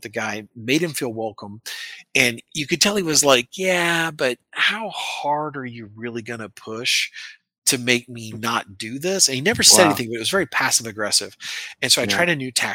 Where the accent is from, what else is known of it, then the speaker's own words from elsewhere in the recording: American Midwest, United States; I come from the American Midwest and like little old ladies in their cars carry guns where I'm from